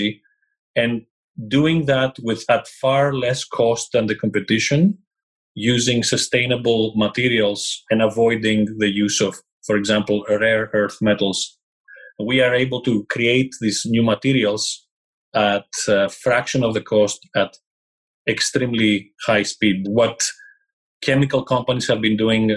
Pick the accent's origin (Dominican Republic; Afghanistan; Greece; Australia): Greece; English is a second language; moved away as an adult; also born or lived in England; I left Greece, my home country, in 1999, moved to England, where I did all my studies